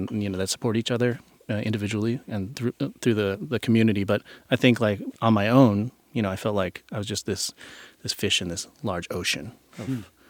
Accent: Norfolk, Virginia, United States; Growing up on the East Coast as a Japanese American is definitely different than the West Coast.

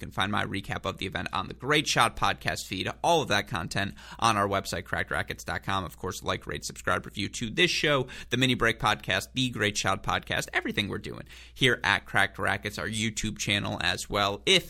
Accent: Southeast Michigan, United States; Tim Wang is a guy I grew up with in Southeast Michigan.

